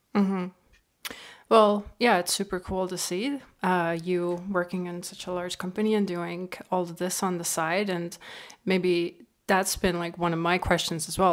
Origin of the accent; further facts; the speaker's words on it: Estonia; now in Canada; I'm from Estonia, right, and we have one point three million people